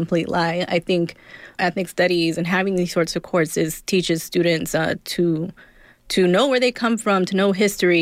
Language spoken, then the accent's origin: English; Inland Empire, California, United States; also born or lived in Los Angeles, California; We moved out to the Inland Empire, which is Riverside, San Bernardino, when I was younger